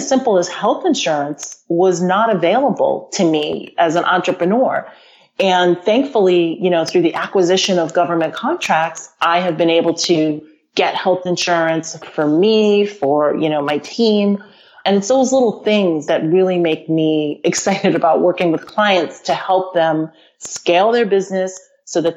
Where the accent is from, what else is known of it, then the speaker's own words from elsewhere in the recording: United States; growing up in the United States